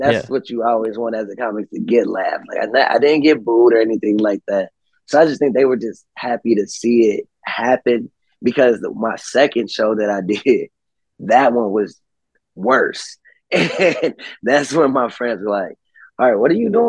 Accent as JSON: {"language": "English", "town": "Cincinnati", "region": "Ohio", "country": "United States", "said": "I'm from Cincinnati"}